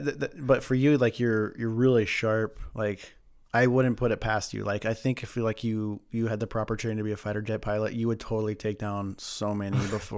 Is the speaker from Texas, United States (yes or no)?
no; California, United States; now in Idaho, United States; I'm a cliche Idaho, and I come from California. But we moved up like in 95 or something like that.